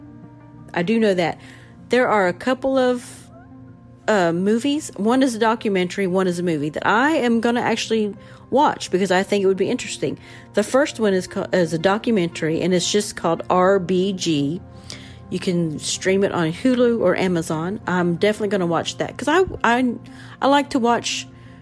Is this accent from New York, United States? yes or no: no; Southern Ohio, United States; moved away as an adult; now in Huntsville, United States; I grew up in Southern Ohio. And as an adult, I moved to Alabama